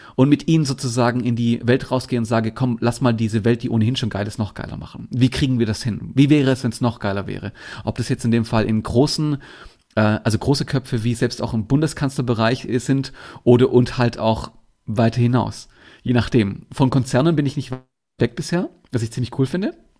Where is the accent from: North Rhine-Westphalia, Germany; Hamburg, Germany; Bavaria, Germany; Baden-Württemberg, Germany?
Baden-Württemberg, Germany; Bietigheim-Bissingen; Ich komme unter anderem aus, aus Bietigheim-Bissingen. Das ist Nähe Stuttgart. Da bin ich geboren worden.